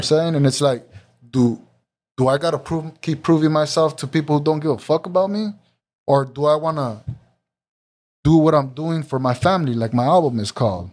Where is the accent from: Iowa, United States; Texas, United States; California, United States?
California, United States; Santa Ana; being a young Mexican growing up in Santa Ana